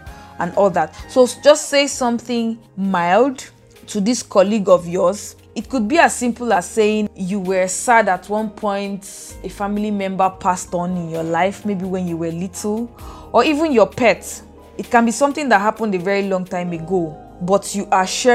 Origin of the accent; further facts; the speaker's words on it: Boki, Cross River, Nigeria; I am from Boki in Cross River State.